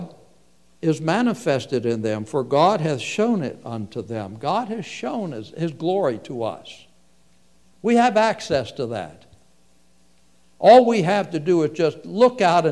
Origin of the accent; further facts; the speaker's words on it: United States; you and I grew up in America when things were different